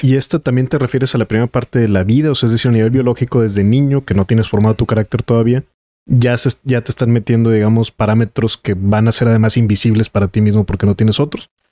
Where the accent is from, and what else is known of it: Mexico; also born or lived in Nuevo León